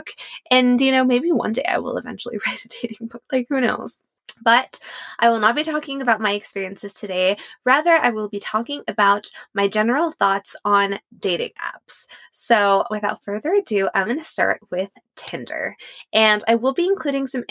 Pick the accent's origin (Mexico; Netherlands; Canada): Mexico; moved away as an adult; also born or lived in Paris; growing up in Mexico